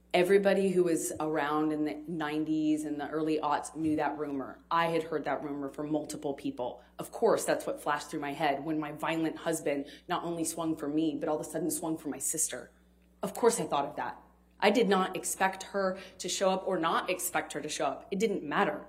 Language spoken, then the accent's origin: English; United States; as an American